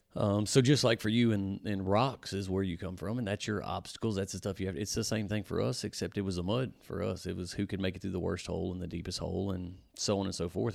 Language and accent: English; Louisiana, United States; we're from Louisiana, born and raised right here where the S three Power Sports shop is